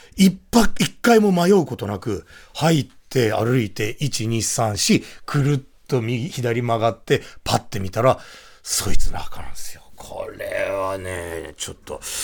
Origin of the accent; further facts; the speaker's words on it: Shinagawa, Tokyo, Japan; 住んでるところも、生まれも同じ東京都品川区小山三丁目